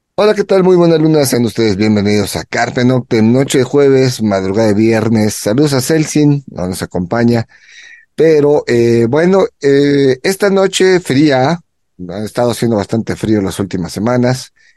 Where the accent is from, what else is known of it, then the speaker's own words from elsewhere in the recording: Mexico City, Mexico; ahora nos toca a la Ciudad de México apoyar a nuestra gente